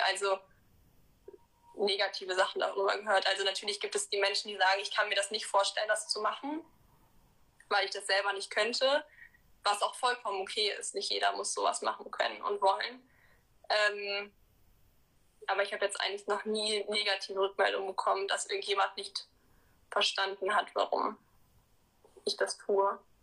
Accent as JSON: {"language": "German", "town": "Cologne", "region": "North Rhine-Westphalia", "country": "Germany", "tie": "born or raised there", "said": "Also ich bin in Köln geboren und wohne auch immer noch hier."}